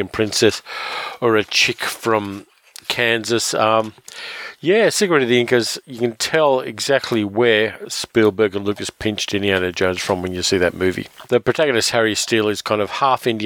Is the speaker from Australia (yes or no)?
yes; Sydney, New South Wales, Australia; my hometown, Sydney